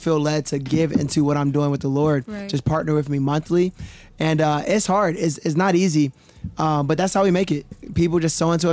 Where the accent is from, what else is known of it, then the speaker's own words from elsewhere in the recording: Atlanta, Georgia, United States; I grew up in Atlanta, so I've always been the majority